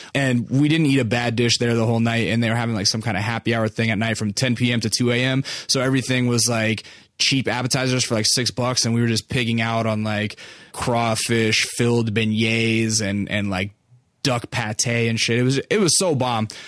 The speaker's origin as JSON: {"language": "English", "region": "Alaska", "country": "United States", "moved": "yes", "lives_now": "Los Angeles, United States", "said": "I'm, uh, originally from, out of state. I'm from Alaska."}